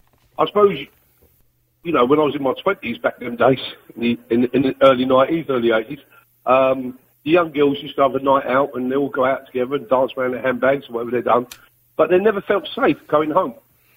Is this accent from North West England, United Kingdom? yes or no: no; London, United Kingdom; now in Cork, Ireland; I actually live in Cork now, but yeah. I'm from England, yeah.